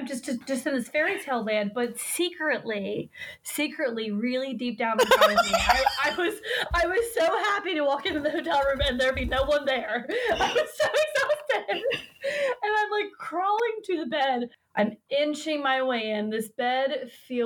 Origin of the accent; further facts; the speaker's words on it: United States; we're American